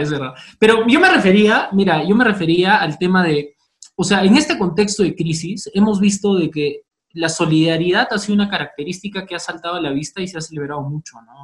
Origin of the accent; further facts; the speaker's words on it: Cusco, Peru; moved away; he vivido toda mi infancia en Cusco